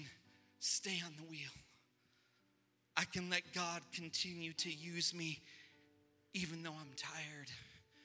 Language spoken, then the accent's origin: English; United States; we were a nation that was founded on Judeo-Christian values